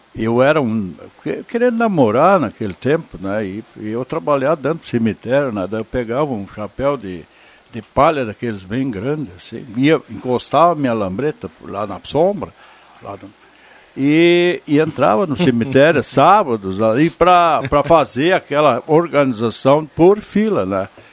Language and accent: Portuguese; Vale do Sol, Rio Grande do Sul, Brazil; eu nasci lá e eu tenho aquele, aquele primeiro livro uh, publicado, onde eu eternizei aquela minha infância no Vale do Sol